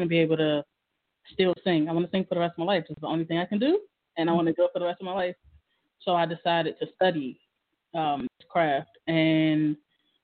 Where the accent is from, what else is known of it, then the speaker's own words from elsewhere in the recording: Washington, District of Columbia, United States; I'm from Washington D.C. And I mean, where did I come from? I came from D.C.